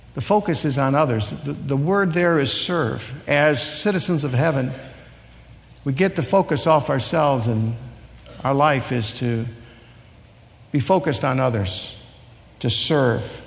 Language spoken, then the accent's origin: English; Chicago, Illinois, United States; I was born in Chicago